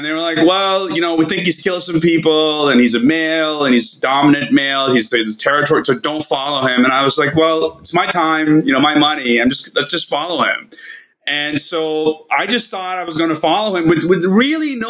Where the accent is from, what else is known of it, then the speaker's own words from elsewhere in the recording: India; now in Los Angeles, United States; I'm from India